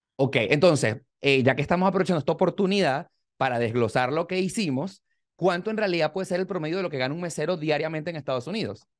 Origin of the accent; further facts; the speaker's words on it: Venezuela; moved away as an adult; venimos de Venezuela